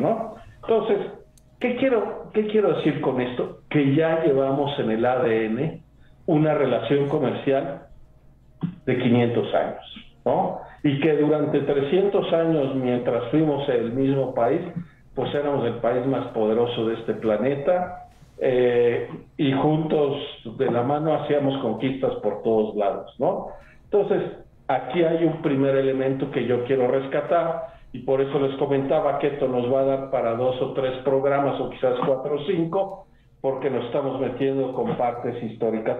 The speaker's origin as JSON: {"language": "Spanish", "region": "Mexico City", "country": "Mexico", "tie": "born or raised there", "moved": "as an adult", "lives_now": "Puebla, Mexico", "said": "Yo soy eh, originario de la Ciudad de México, pero de abuelo paterno de Querétaro"}